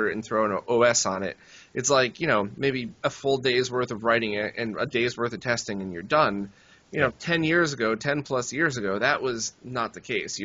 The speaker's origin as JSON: {"language": "English", "country": "United States", "said": "I'm from kind of by New York"}